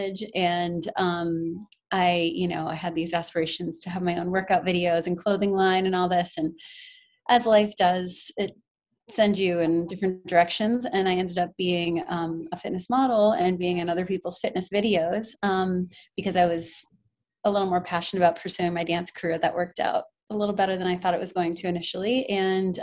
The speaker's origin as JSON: {"language": "English", "region": "Connecticut", "country": "United States", "also_born_or_lived": "the South", "moved": "as an adult", "lives_now": "New York City, United States", "said": "I'm originally from Connecticut"}